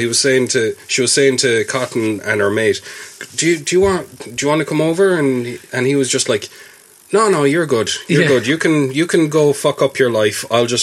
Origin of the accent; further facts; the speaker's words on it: Spain; You know, I can't do that in Spain because I'm from Spain.